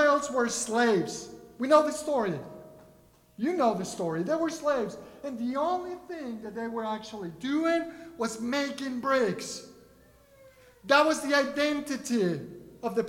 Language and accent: English; Mexico City, Mexico; first language Spanish; English is a second language; now in Kentucky, United States; Growing up in Mexico City